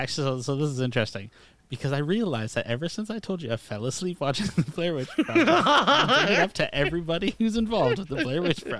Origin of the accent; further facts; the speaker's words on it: Canada; I'm Canadian.